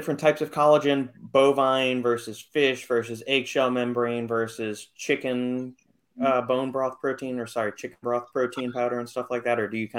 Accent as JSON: {"language": "English", "country": "United States", "said": "I'm American."}